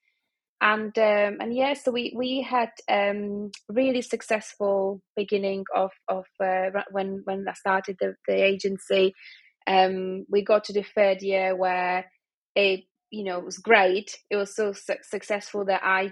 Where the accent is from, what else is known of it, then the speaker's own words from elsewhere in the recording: Prague, Czechia; now in Manchester, United Kingdom; I'm from Prague, and it's always sunny.